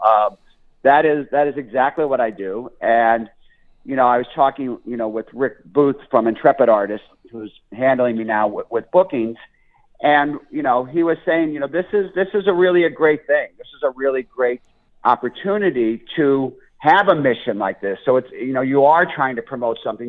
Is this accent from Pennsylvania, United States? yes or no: yes; Scranton, Pennsylvania, United States; I'm from Scranton, Pennsylvania, which is Joe Biden's hometown, Scranton, PA. And in downtown Scranton, my father had a little diner, and we all worked there